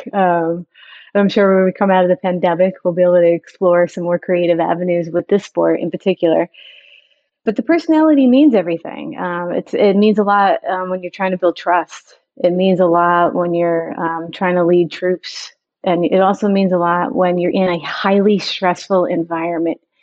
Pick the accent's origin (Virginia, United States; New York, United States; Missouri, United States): New York, United States; growing up in New York